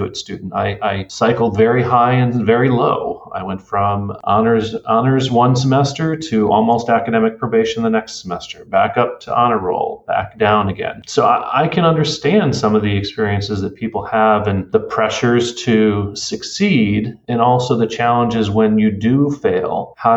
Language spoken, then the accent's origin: English; Connecticut, United States; I grew up in Connecticut, fairly suburban area